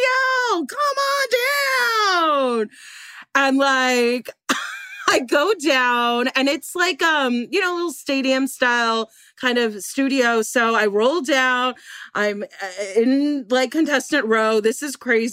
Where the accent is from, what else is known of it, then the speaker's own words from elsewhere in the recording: Los Angeles, California, United States; I'm like born and raised in Los Angeles